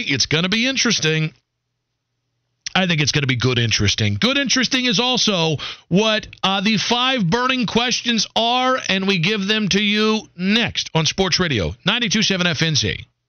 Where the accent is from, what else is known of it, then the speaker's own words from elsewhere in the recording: Cleveland, Ohio, United States; growing up in Cleveland